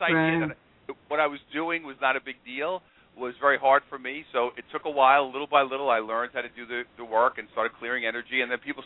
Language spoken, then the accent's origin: English; New York City, New York, United States; also born or lived in Queens, New York; I'm originally from Brooklyn, New York. That's where I was born. And I grew up in that area, then moved over to Queens